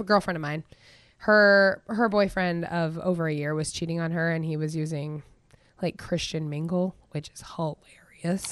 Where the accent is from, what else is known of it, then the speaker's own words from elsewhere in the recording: Goat Creek, Matanuska Valley, Alaska, United States; I'm from Goat Creek